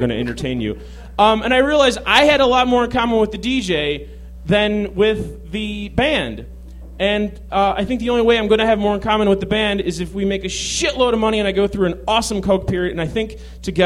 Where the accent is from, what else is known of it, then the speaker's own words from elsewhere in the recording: Chicago, Illinois, United States; growing up in Chicago